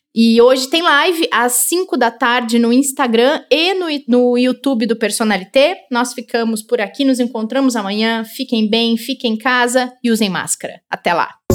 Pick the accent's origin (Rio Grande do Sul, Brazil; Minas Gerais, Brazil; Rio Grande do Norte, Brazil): Rio Grande do Sul, Brazil; now in São Paulo, Brazil; tá lembrando a minha terra, o Rio Grande do Sul